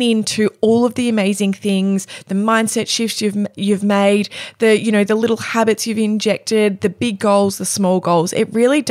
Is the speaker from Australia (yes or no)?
yes; Cape Paterson, Victoria, Australia; Cape Patterson, my hometown